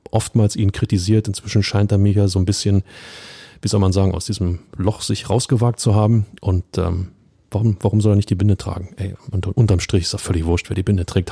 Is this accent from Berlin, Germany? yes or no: yes; Berlin, Germany; als Berliner